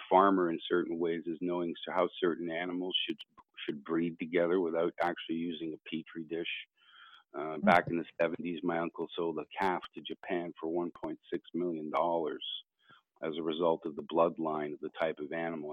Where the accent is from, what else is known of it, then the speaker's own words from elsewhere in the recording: Canada; I am Canadian musician, gentleman farmer